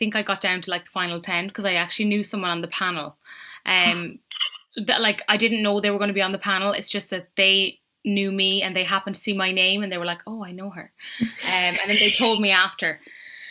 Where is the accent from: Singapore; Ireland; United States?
Ireland; Ballinasloe, Connacht; I'm from Ballinasloe in County Galway. Mm-hmm. So it's a small little town in the east of Galway, and it's amazing little town. I love it. I love being from here.